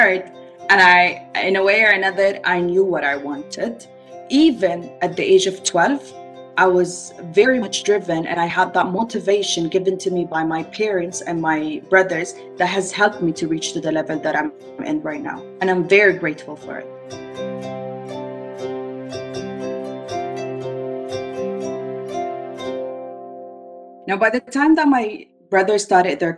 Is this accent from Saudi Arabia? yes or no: yes; Saudi Arabia; I was actually born and raised in Saudi Arabia